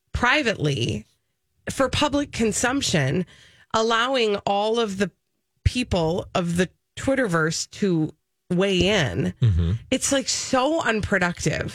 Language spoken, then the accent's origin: English; Minnesota, United States; as a Minnesotan